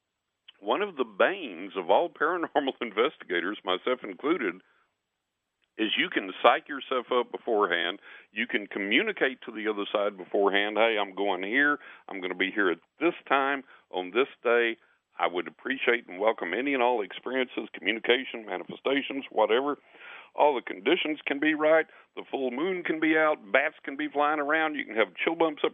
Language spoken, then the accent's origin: English; West Texas, United States; growing up in West Texas